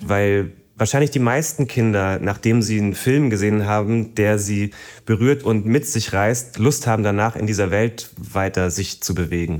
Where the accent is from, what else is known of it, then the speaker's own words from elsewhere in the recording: Berlin, Germany; ich bin ja praktisch im Osten aufgewachsen